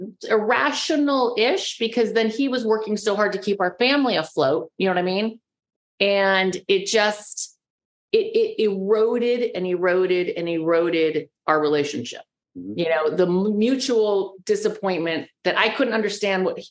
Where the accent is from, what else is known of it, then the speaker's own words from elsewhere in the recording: California, United States; I'm the girl from California